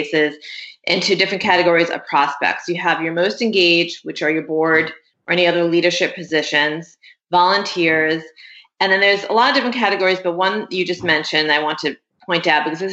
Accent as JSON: {"language": "English", "town": "New York City", "region": "New York", "country": "United States", "tie": "born or raised there", "said": "And I grew up in Brooklyn. I'm actually third generation Brooklyn."}